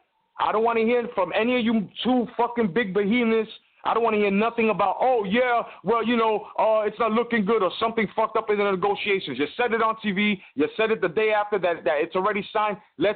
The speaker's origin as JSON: {"language": "English", "country": "United States", "said": "as an American fight fan"}